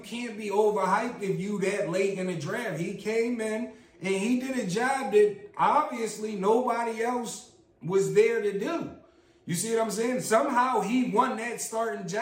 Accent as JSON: {"language": "English", "town": "Philadelphia", "region": "Pennsylvania", "country": "United States", "said": "we're from Philly"}